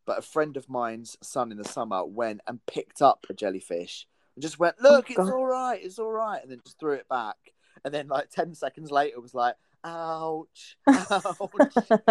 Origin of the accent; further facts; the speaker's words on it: Essex, East of England, United Kingdom; moved away as an adult; also born or lived in London; I moved back from London to Essex in June